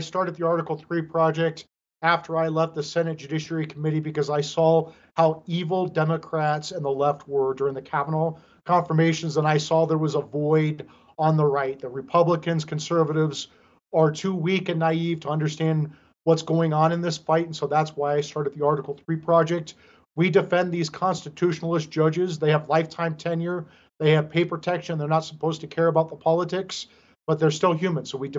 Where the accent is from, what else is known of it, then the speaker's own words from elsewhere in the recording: Des Moines, Iowa, United States; I know I sound like I'm from Brooklyn, but I'm from Iowa.